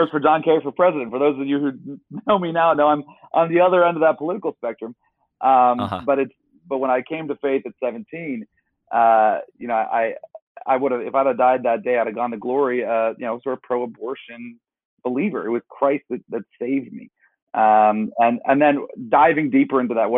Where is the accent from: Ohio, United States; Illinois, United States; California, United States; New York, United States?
Ohio, United States; Warren; also born or lived in Arizona; I'm from Warren, Youngstown, Ohio, so a very impoverished part of the state.